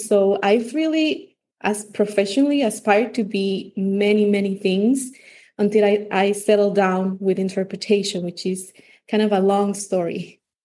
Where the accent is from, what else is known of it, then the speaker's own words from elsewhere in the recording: Santo Domingo, Distrito Nacional, Dominican Republic; English is a second language; I grew up in Santo Domingo in the Dominican Republic. Um, I've lived uh, my whole life in the Dominican Republic